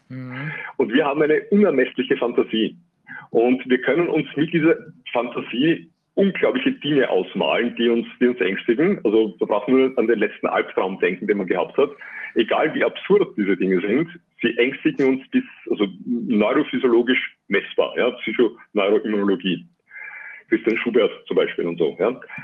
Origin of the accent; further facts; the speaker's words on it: Austria; bei uns in Österreich